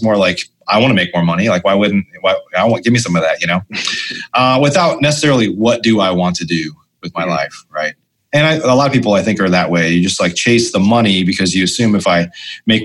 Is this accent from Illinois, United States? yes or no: yes; Illinois, United States; moved away as an adult; also born or lived in Chicago; now in Dallas, United States; I grew up in Illinois